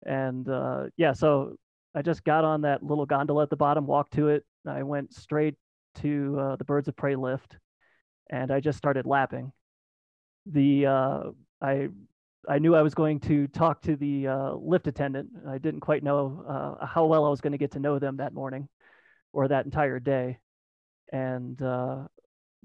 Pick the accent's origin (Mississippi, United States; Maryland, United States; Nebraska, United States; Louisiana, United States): Maryland, United States; now in Austin, United States; I grew up in Maryland, and I'm okay. Living in Austin, Texas right now.